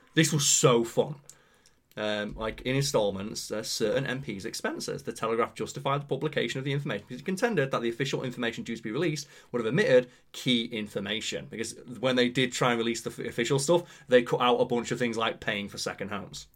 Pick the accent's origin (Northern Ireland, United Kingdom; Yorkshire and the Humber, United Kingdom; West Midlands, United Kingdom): Yorkshire and the Humber, United Kingdom; Pontefract; Pontefract, my hometown